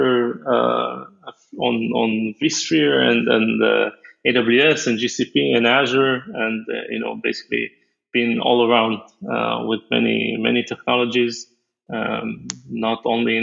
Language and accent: English; Israel; I'm from Israel, so we have a mandatory army.